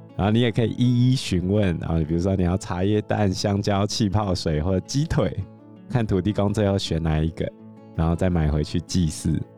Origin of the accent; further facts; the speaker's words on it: Taiwan; 我们台湾还有拍过兔儿神的故事啊